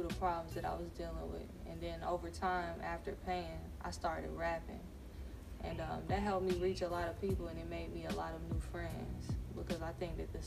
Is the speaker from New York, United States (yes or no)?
no; Winston-Salem, North Carolina, United States; Born and raised in Winston-Salem